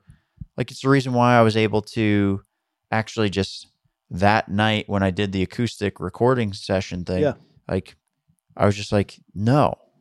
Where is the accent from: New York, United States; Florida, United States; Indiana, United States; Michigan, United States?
New York, United States; Long Island; I grew up on Long Island where it was like